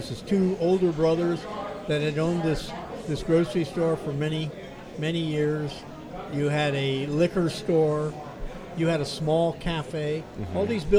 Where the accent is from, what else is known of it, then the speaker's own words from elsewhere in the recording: San Francisco, California, United States; now in Danville, United States; I was born and raised in San Francisco